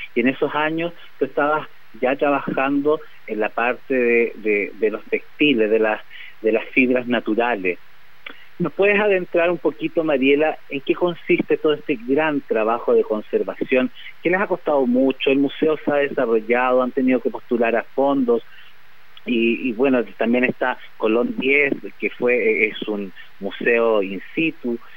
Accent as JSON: {"language": "Spanish", "country": "Chile"}